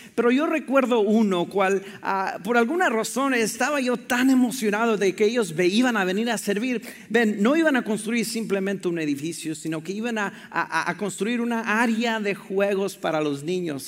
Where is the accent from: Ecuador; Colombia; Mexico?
Mexico; moved away; yo crecí en la frontera, en Piedras, México y Estados Unidos